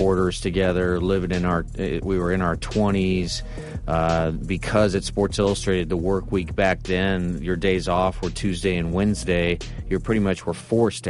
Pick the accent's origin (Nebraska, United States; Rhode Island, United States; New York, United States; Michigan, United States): Nebraska, United States; we both were from the Midwest. I'm from Nebraska.